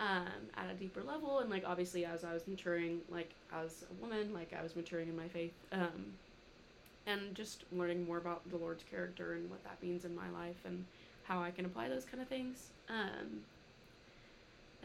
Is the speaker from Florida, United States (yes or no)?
no; Little Rock, Arkansas, United States; moved away as an adult; now in Fayetteville, United States; I'm from Little Rock. I've been up here for 3 years now.